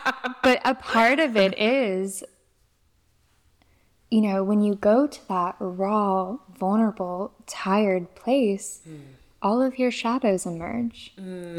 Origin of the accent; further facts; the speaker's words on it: Mississippi, United States; also born or lived in Louisiana / Florida; No, I'm from Mississippi, Louisiana, and Florida.